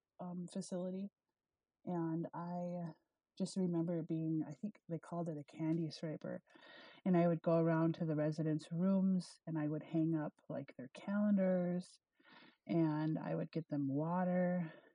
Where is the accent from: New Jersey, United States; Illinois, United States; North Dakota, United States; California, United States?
North Dakota, United States; Beulah; I am originally from Beulah, North Dakota. I was raised there.